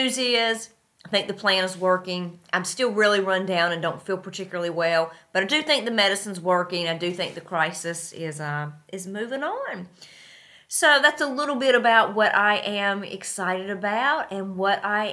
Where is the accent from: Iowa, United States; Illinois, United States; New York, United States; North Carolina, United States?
North Carolina, United States; moved away as an adult; now in Tashkent, Uzbekistan; my hometown of North Carolina